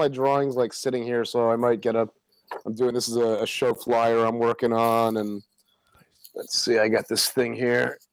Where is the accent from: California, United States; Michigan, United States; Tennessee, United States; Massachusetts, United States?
Massachusetts, United States; Boston; moved away as an adult; now in New York, United States; I spent the first 18 years of my life in suburban Boston